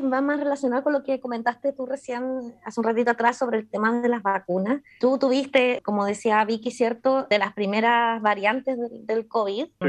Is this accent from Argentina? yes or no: no; Chile; moved away; soy una chilena migrante, ¿cierto? Viviendo afuera